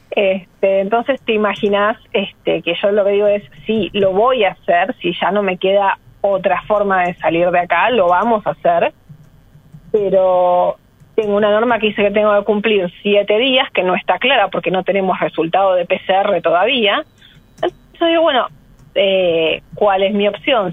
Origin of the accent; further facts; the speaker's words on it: Buenos Aires, Argentina; yo soy porteña, vivo a seis cuadros de acá